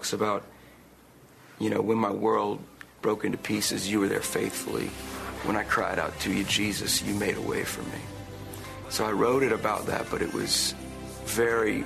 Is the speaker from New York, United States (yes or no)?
no; Fairfax, Virginia, United States; my hometown that I grew up in, came to shows here